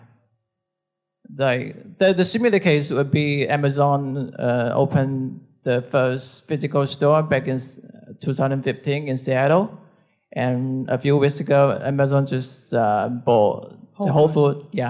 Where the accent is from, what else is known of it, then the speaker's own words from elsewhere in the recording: China; I'm from China.